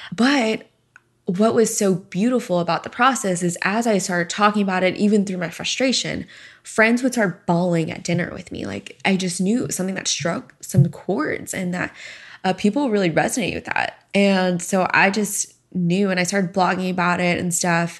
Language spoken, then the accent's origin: English; Sugar Land, Texas, United States; moved away as an adult; also born or lived in Houston, Texas / Arizona; I am from Houston, Texas originally. I'm an only child. Both my parents are from Hong Kong, and I pretty much lived in Houston my entire first 18 years and grew up in Sugarland